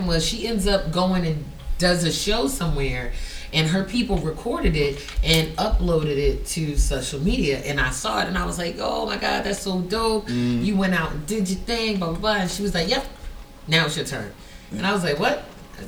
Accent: Fayetteville, North Carolina, United States; also born or lived in Baltimore / Germany; I was born and raised in Fayetteville, North Carolina, or Fort Bragg, the military base. And then I lived in Baltimore for like a couple years when my mother had to deploy. Then I moved to Germany. I went to high school in Germany.

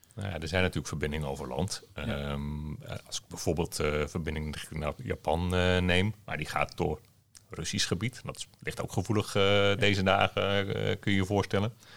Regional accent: Netherlands; mijn trots Nederlanderschap

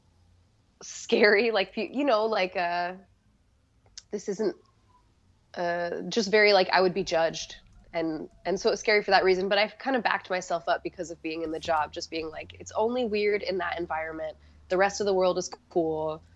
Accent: Hawaii, United States; moved away; Hawaii. Yeah, I grew up in Hawaii

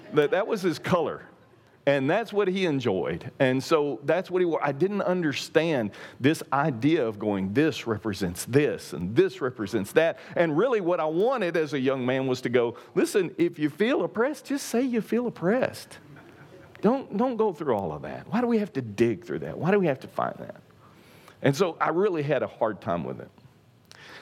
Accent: East Texas, United States; I'm from East Texas

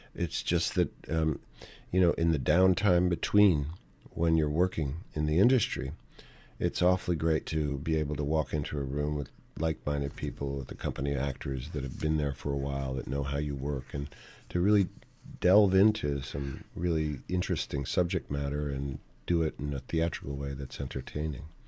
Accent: New York City, New York, United States; when I was growing up in New York City.

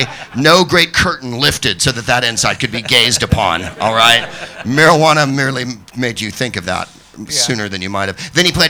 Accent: San Francisco, California, United States; I am from San Francisco.

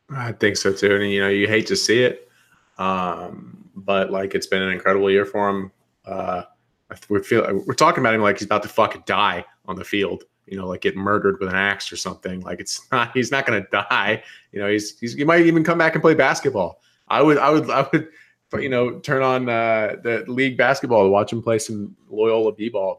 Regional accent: North Carolina, United States; I'm from North Carolina

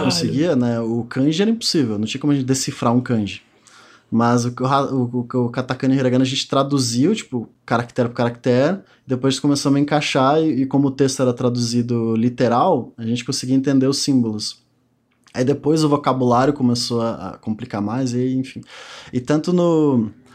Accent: Ceará, Brazil; also born or lived in Rio Grande do Sul; eu tinha oito anos que a gente se mudou do Rio Grande do Sul pro Ceará

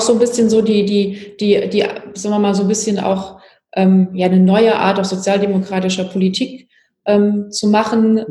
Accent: Pirmasens, Rhineland-Palatinate, Germany; now in Hamburg, Germany; Ich bin ja in der Pfalz aufgewachsen, habe in Pirmasens Abi gemacht

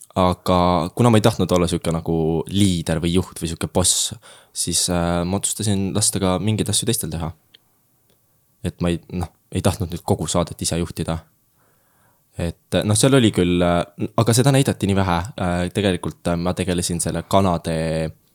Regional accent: Jüri, Harju County, Estonia; ma tulen Tallinna lähedalt hetkel. Äh, aga ma nimetan ennast tallinlaseks

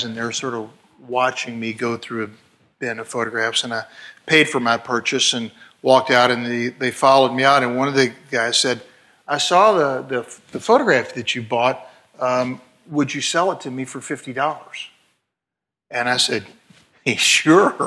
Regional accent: Louisville, Kentucky, United States; growing up in Louisville, Kentucky

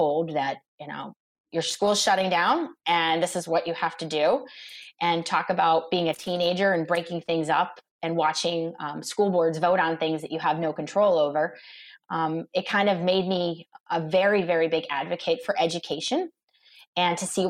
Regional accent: Scranton, Pennsylvania, United States; moved away as an adult; now in Oakmont, United States; I born and raised in Scranton, Pennsylvania. So I grew up in Scranton, and I left when I was 18 to go to Pitt.

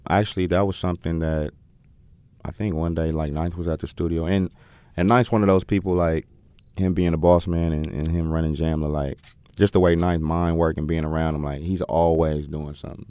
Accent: Oakland, California, United States; moved away as an adult; now in North Carolina, United States; born and raised in Oakland.

